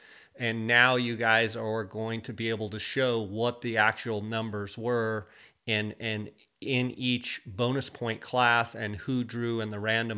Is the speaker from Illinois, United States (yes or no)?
no; Arizona, United States; my home state here in Arizona.